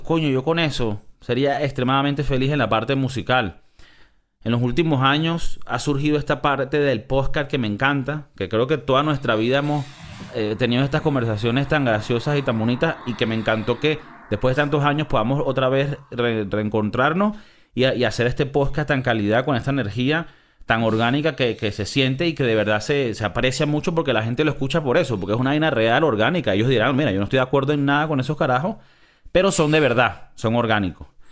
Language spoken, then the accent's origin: Spanish; Miami, Florida, United States; moved away as an adult; now in Madrid, Spain; crecimos en Miami